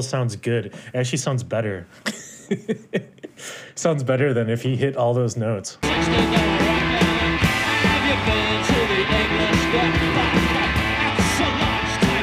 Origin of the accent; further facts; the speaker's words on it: United States; As an American listener